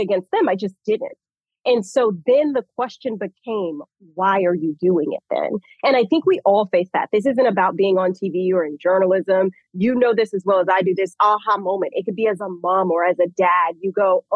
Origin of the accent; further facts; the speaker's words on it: Atlanta, Georgia, United States; born and raised in Atlanta